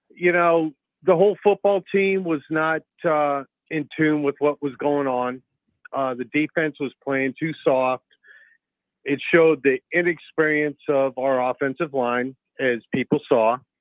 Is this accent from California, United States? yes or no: no; Cedar Falls, Iowa, United States; I'm from Iowa. I'm from Cedar Falls, Waterloo.